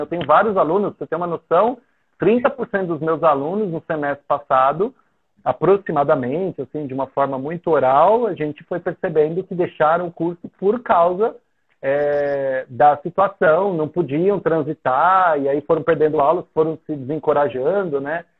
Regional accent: São Paulo, Brazil; moved away as an adult; now in Haiti; eu sou de São Paulo, eu cresci na capital.

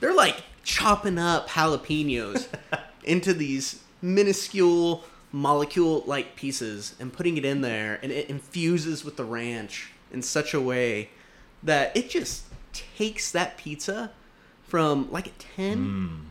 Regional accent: Rigby, Idaho, United States; also born or lived in Meridian, Idaho / Twin Falls, Idaho; now in Mountain Home, United States; I am a Idaho boy through and through. I was born in Southeast Idaho in a small town called Rigby

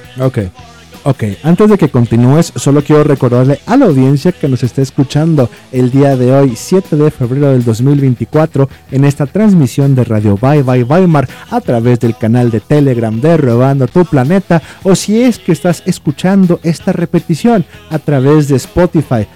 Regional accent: Mexico; a mí y al resto de México

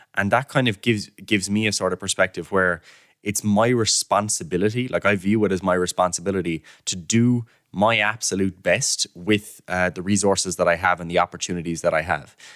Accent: Killarney, Munster, Ireland; moved away as an adult; now in Cork, Ireland; I'm from Killarney myself

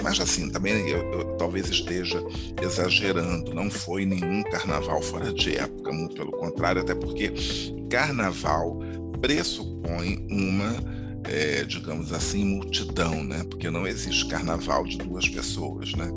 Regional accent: Rio de Janeiro, Brazil; em Madureira, bairro do subúrbio carioca, onde eu nasci e cresci

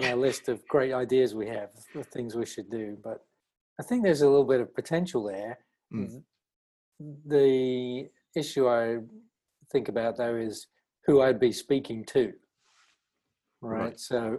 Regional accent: East of England, United Kingdom; moved away as an adult; now in Florida, United States; I graduated from the University of Reading in 1996 with a BA in typography and graphic communication. I grew up and lived in Essex.

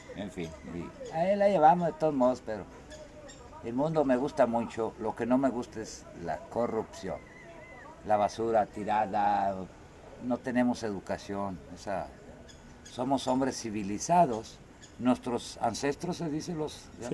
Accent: Mexico; where are you from? Digo, Totitlán.

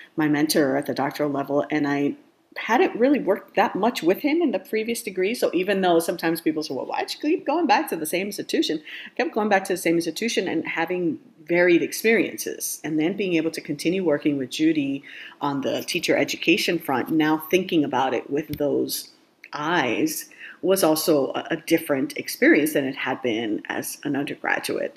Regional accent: Miami, Florida, United States; I grew up in Miami, Florida

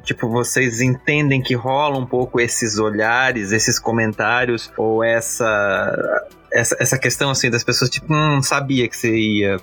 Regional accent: Blumenau, Santa Catarina, Brazil; eu e o Marcele, a gente é de Blumenau

